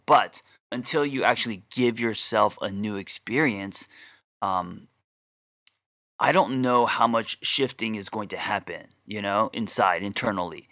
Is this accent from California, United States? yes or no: yes; Glendale, California, United States; I grew up in Glendale